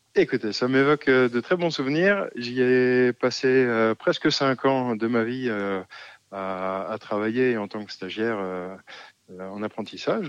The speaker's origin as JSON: {"language": "French", "area": "Alsace", "region": "Grand Est", "country": "France", "tie": "born or raised there", "also_born_or_lived": "Romania", "moved": "as an adult", "said": "je suis originaire d'Alsace, mais en dehors du vignoble alsacien."}